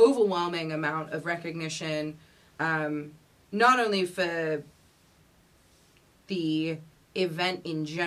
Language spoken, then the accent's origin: English; London, United Kingdom; moved away as an adult; also born or lived in Santa Fe, New Mexico; now in United States; I was born and raised in London, England, in North London